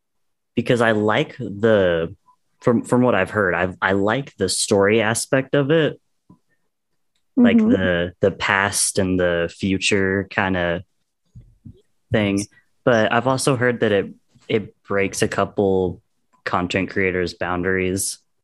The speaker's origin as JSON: {"language": "English", "region": "the American South", "country": "United States", "said": "I am American. And to make matters worse, I'm from the South."}